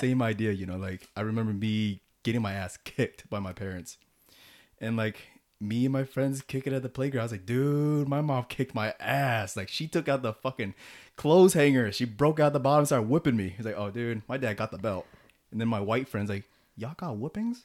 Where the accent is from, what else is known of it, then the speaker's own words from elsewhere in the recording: United States; despite being born and raised in America